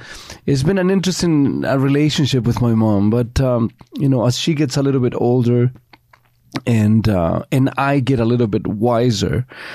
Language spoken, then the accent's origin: English; Chile; moved away; You know, growing up in Chile in the 50s and 60s, it wasn't certainly a cakewalk.